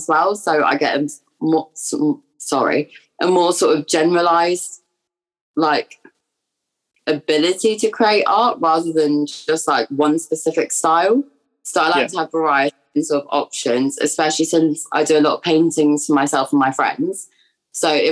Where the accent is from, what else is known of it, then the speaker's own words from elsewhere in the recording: London, United Kingdom; moved away as an adult; now in Brighton, United Kingdom; I am originally from London and I have pretty much grown up there my entire life, but I am now at university in Brighton.